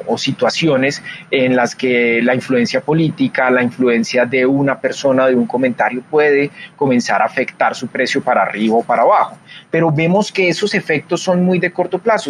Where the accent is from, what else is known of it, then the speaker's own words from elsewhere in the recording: Colombia; en mi país, en Colombia